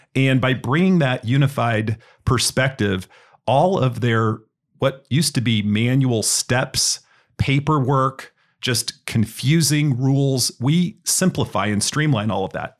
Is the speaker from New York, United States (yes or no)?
no; Indiana, United States; also born or lived in San Francisco, California / Carmel, Indiana; I grew up in Indiana, um, Indiana University graduate